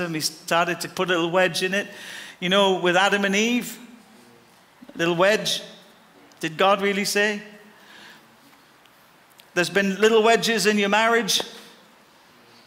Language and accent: English; Ireland; I'm Irish and I'll die Irish